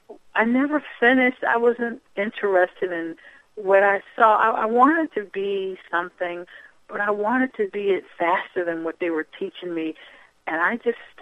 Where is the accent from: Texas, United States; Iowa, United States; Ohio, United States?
Ohio, United States; moved away; also born or lived in Detroit, Michigan; I was born in Detroit, raised in Ohio